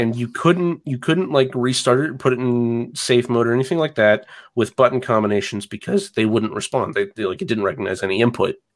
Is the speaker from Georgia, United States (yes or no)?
yes; Athens, Georgia, United States; now in Atlanta, United States; I grew up in Athens, Georgia, which is about an hour to the, to the east of Atlanta